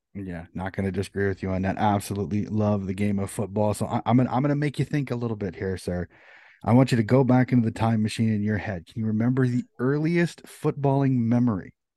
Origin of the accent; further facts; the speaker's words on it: United States; As an American